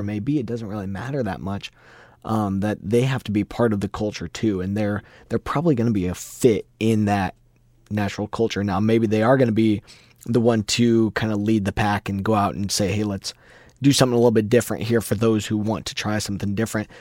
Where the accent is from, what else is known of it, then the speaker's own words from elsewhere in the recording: Iowa, United States; we're both from Iowa